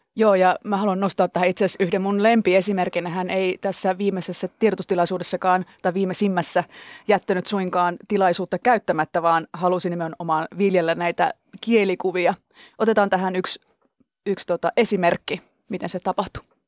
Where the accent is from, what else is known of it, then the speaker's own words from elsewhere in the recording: Central Finland, Finland; moved away; mä oon oikeasti maalta tullut, mä oon Keski-Suomesta kotoisin oleva k- nyt kaupungissa asuva ihminen